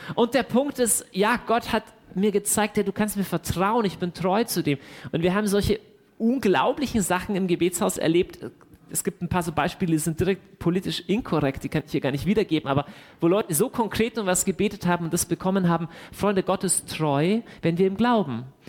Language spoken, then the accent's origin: German; Deggendorf, Bavaria, Germany; moved away as an adult; now in Augsburg, Germany; bei uns zu Hause in Deckendorf